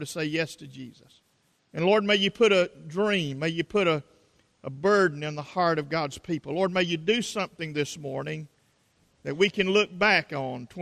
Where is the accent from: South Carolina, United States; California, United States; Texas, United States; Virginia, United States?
South Carolina, United States; accent: South Carolina; my South Carolina accent